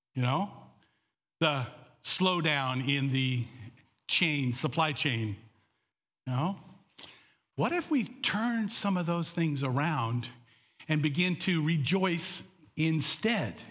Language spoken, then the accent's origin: English; Canada; I was born in Canada to American parents